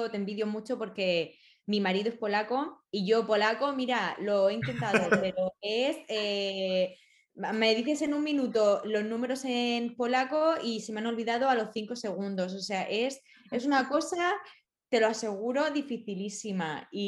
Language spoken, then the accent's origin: Spanish; Spain; me siento muy identificada también en el aspecto familiar, como los españoles somos muy piña muy, muy familiares, muy próximos, muy de preocuparnos